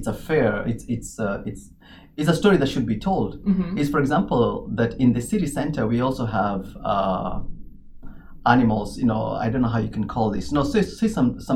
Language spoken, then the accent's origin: English; Mombasa, Mombasa County, Kenya; moved away as an adult; I was born in Kenya.